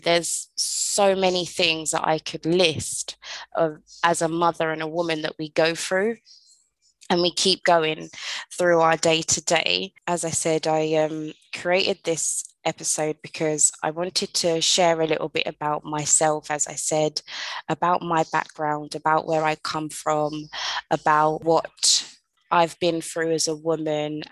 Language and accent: English; London, United Kingdom; moved away as an adult; now in Caribbean; I was originally born and raised in London, England. I moved to the Caribbean when I was 27 years old